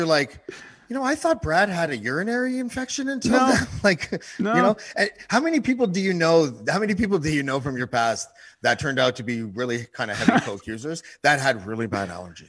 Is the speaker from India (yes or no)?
no; Madawaska Valley, Ontario, Canada; I'm from Madawaska Valley.